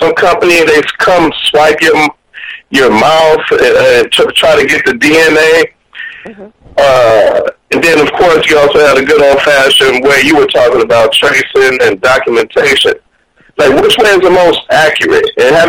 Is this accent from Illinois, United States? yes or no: yes; Chicago, Illinois, United States; I'm from Chicago.